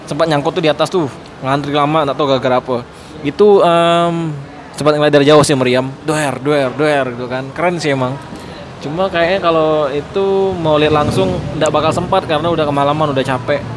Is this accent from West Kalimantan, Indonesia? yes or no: yes; West Kalimantan, Indonesia; karena sebagai orang Kalimantan Barat kelahiran sana aku belum pernah sama sekali tuh ke daerah-daerah namanya Danau Sentarum Bukit Kelam